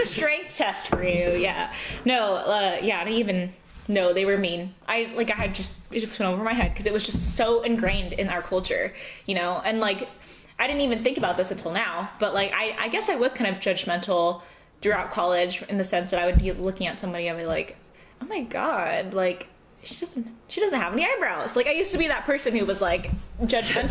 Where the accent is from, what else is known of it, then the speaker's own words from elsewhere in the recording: Southern California, United States; accent: American; now in St. Louis, United States; I was from California.